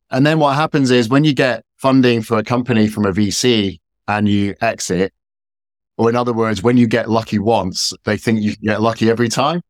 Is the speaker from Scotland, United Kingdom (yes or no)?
yes; Scotland, United Kingdom; moved away; also born or lived in Washington, D.C., United States / San Francisco, United States; I'm based in the U K, I'm from Scotland originally